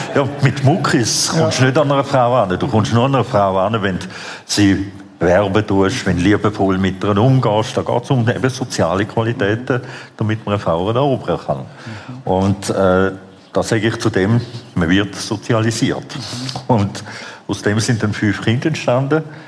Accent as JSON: {"language": "German", "country": "Switzerland", "tie": "born or raised there", "also_born_or_lived": "Vienna, Austria", "said": "ich bin ursprünglich in Wien geboren, mhm. dann bin ich in der Schweiz aufgewachsen"}